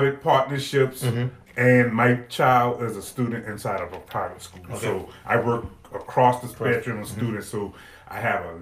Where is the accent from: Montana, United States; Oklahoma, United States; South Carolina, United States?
South Carolina, United States; Charleston; I'm from Charleston, downtown Charleston, originally